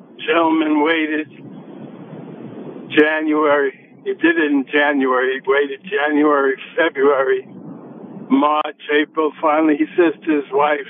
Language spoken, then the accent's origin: English; New York, United States; now in Summerlin, Nevada, United States; I'm from New York originally